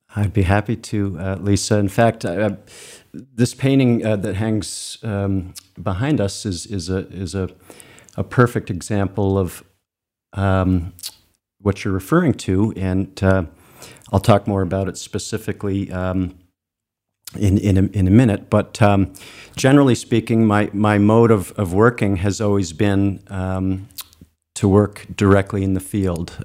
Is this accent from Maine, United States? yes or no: yes; Cape Elizabeth, Maine, United States; I was born in Maine and, and, and, and grew up um, not far from where the studio is, uh, in, in Cape Elizabeth.